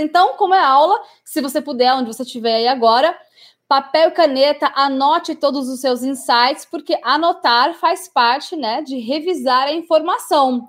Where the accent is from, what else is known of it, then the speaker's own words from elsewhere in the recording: Brazil; moved away as an adult; also born or lived in England; eu esqueci algumas palavras em português, né, quando eu voltei para o Brasil